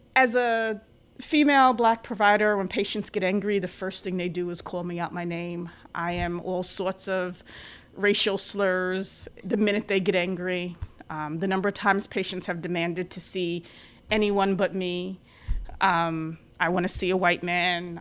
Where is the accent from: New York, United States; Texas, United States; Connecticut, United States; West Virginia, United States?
New York, United States; New York City; moved away as an adult; also born or lived in Long Island / Albany; I'm from the Bronx in Long Island